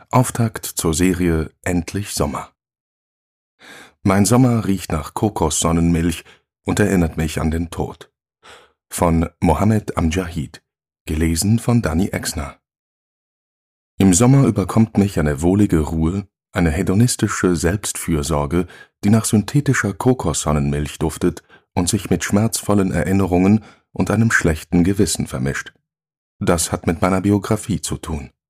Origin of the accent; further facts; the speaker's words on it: Morocco; Doch während meiner Jugend in Marokko konnte ich aus der Nähe beobachten, dass nicht alle Menschen das Privileg haben, diese schönste Jahreszeit zu genießen